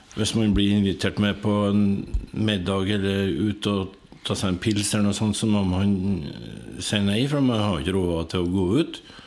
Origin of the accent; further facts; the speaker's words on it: Hitra, Trøndelag, Norway; jeg vokste opp på Hitra.